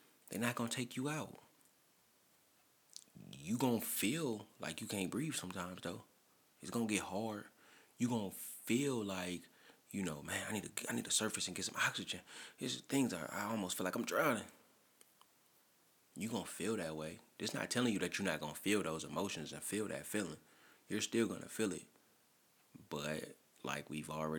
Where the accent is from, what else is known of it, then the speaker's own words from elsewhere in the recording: St. Louis, Missouri, United States; I'm from St. Louis